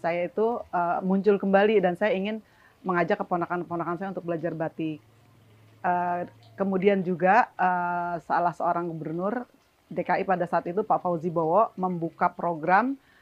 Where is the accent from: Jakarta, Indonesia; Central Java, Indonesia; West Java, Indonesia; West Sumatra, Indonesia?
Jakarta, Indonesia; saya sebagai warga Betawi asli